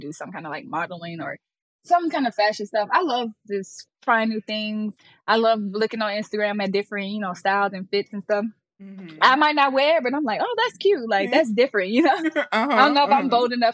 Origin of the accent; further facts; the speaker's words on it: Birmingham, Alabama, United States; I was in Birmingham. I grew up in Inslee, the hood.